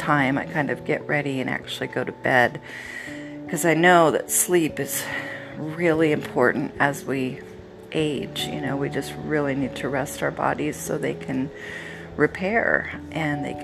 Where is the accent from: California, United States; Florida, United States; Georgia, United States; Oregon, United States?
Oregon, United States; we're from Oregon and we always had a fresh tree